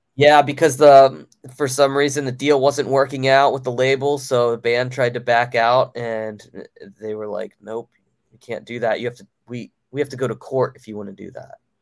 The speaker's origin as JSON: {"language": "English", "town": "Baltimore", "region": "Maryland", "country": "United States", "tie": "born or raised there", "said": "my hometown of Baltimore, Maryland"}